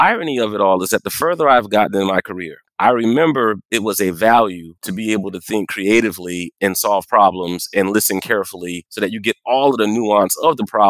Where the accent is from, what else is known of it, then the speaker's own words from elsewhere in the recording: Moncks Corner, South Carolina, United States; moved away; also born or lived in Arkansas; I was raised right outside of Charleston, South Carolina, a small town called Monk's Corner.